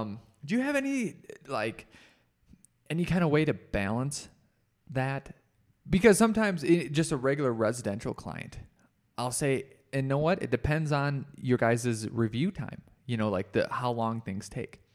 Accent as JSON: {"language": "English", "town": "Rochester", "country": "United States", "tie": "born or raised there", "moved": "yes", "lives_now": "Colorado, United States", "said": "I probably only do work in Rochester"}